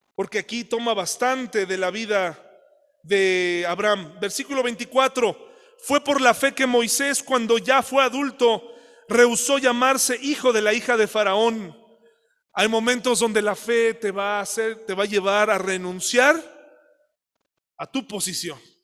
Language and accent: Spanish; Mexico